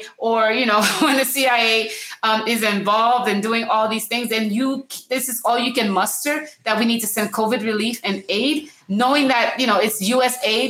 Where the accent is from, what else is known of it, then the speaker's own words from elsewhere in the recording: Miami, Florida, United States; moved away; I grew up in Miami, Florida, with a large Haitian and grew up in a Haitian church.